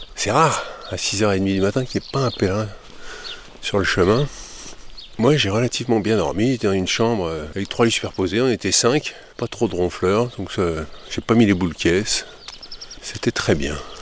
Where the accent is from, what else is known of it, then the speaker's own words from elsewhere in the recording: France; nous, en France